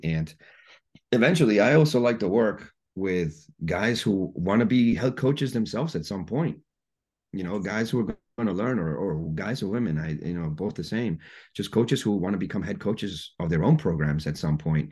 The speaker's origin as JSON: {"language": "English", "country": "Guatemala", "tie": "born or raised there", "moved": "yes", "said": "I was born and raised in Guatemala"}